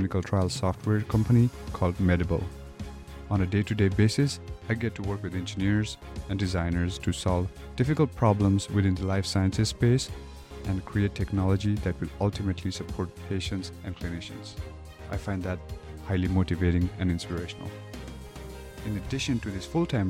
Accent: Kathmandu, Bagmati, Nepal; moved away as an adult; now in United States; I am originally from Kathmandu, Nepal. I moved to the US for undergraduate college

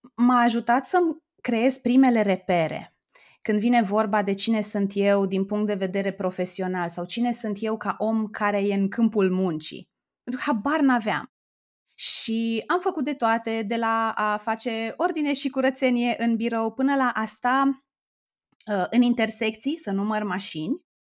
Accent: Oradea, Bihor County, Romania; moved away as an adult; also born or lived in Timișoara; now in Bucharest, Romania; eu sunt din Oradea

